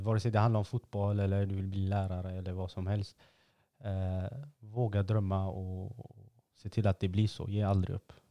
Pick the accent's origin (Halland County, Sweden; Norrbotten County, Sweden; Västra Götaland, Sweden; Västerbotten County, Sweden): Västra Götaland, Sweden; Gothenburg; man är från Angered